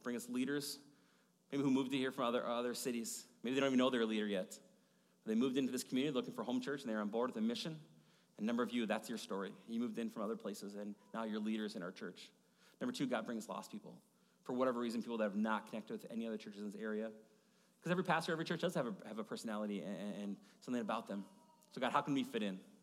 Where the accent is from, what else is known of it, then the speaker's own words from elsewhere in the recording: Maple Grove, Minnesota, United States; I grew up in Maple Grove area